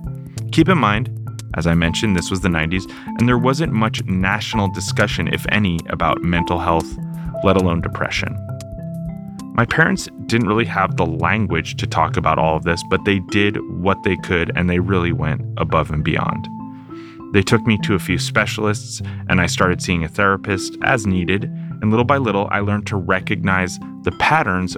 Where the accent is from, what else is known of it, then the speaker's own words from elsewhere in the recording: Short Hills, New Jersey, United States; Growing up in Short Hills, New Jersey